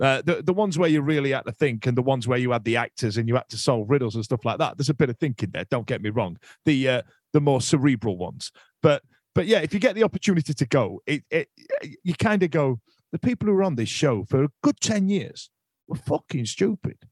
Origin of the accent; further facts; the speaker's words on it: United Kingdom; us as British men